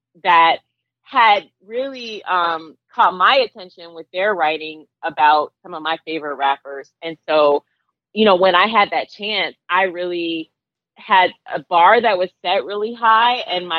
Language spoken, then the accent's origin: English; Boston, Massachusetts, United States; also born or lived in Alabama, United States / Georgia, United States; I was born in Alabama. My mom and I moved to Boston when she was pursuing her PhD. When she and my stepdad married, we moved to Georgia. And eventually they moved back to Boston.